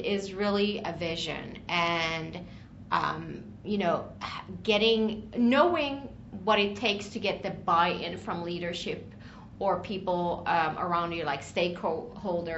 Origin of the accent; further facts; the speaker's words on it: Stockholm, Stockholm County, Sweden; now in Washington, DC, United States; originally from Stockholm, Sweden. I've been in the DC area for the past, I would say, 16 years or so